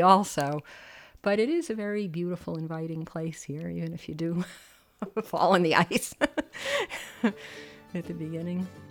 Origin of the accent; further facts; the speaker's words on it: New Rochelle, New York, United States; I was from New Rochelle, New York